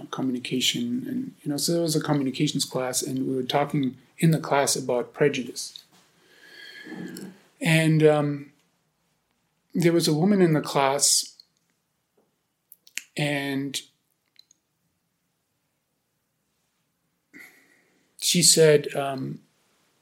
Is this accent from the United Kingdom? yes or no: no; Germany; English is a second language; moved away as an adult; now in United States; I've lived almost as long in the U.S. now as I've lived in Germany